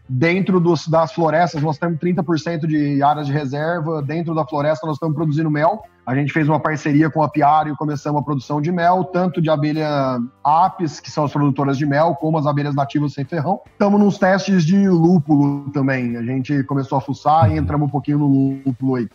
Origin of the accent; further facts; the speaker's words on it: Ribeirão Preto, São Paulo, Brazil; eu sou de Ribeirão Preto